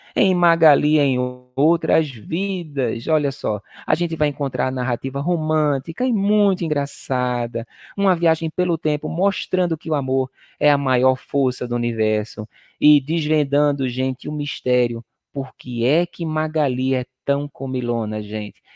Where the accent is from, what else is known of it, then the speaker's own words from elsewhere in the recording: Pernambuco, Brazil; eu sou, sou pernambucano, eu sou nordestino